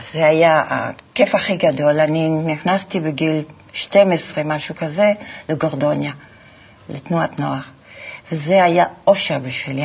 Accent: Antwerp, Flanders, Belgium; moved away; אני גדלתי בבלגיה

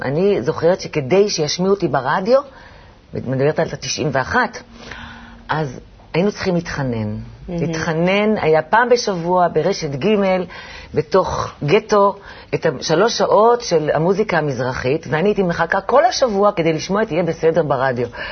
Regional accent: Jerusalem, Jerusalem District, Israel; now in Tel Aviv, Israel; אני ירושלמית במקור, אני אמנם גרה היום בתל אביב

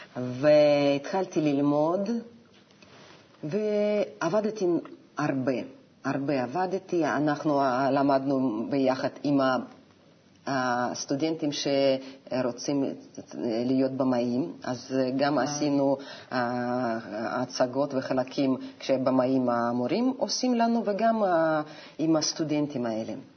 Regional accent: Novosibirsk, Novosibirsk Oblast, Russia; Hebrew is a second language; moved away as an adult; also born or lived in Moscow, Russia; now in Israel; אני נולדתי בנובוסיבירסק

